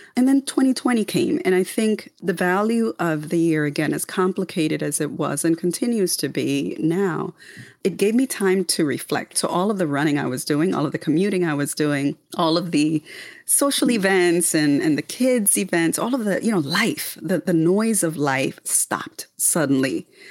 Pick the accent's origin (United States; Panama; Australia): Panama; moved away; born and raised in the Republic of Panama